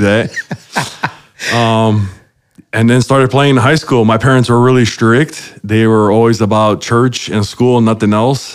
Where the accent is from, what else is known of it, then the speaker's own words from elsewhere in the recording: Chicago, Illinois, United States; I was born in Chicago, uh, and man, I, I grew up uh, the youngest out of uh, five total